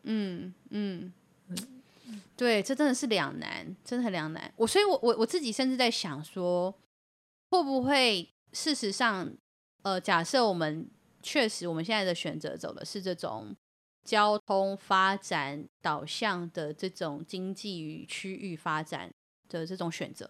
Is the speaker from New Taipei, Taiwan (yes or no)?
no; Yilan County, Taiwan; 是我们宜兰人承担雪山隧道开通以后的冲击啊